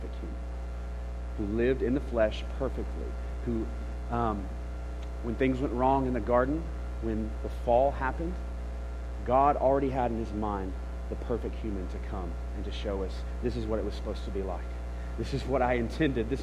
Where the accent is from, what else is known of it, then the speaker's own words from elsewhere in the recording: Memphis, Tennessee, United States; Memphis, which is my hometown